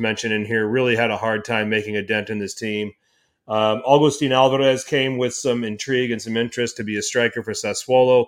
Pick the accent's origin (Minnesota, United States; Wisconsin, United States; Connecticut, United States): Wisconsin, United States; Milwaukee; I'm from Milwaukee, Wisconsin.